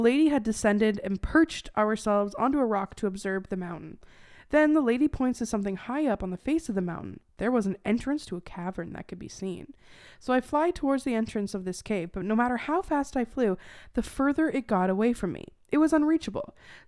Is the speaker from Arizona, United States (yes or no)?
yes; Arizona, United States; I grew up in Arizona, and we were in Chicago